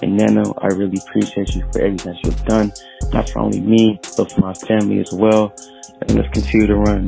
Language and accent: English; Miami, Florida, United States; now in Killeen, United States; I'm born and raised in Miami, Florida, but I live in Killeen, Texas as of right now.